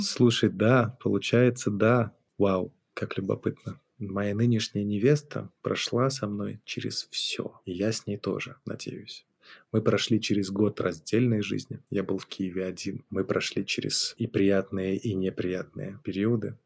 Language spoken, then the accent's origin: Russian; Minsk, Belarus; moved away as an adult; also born or lived in Kyiv, Ukraine / Genoa, Italy; Я родился в Минске, занимался всю жизнь своим музыкальным бизнесом, делал концерты, музыкальные заведения